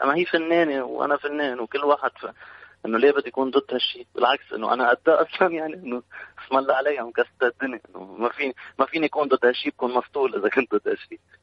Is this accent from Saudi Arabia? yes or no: no; Lebanon; انا جنيت كلبناني